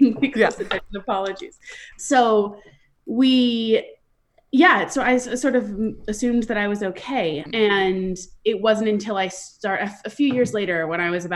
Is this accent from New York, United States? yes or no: yes; Westchester County, New York, United States; I grew up in Westchester County, which is just about an hour north of New York City.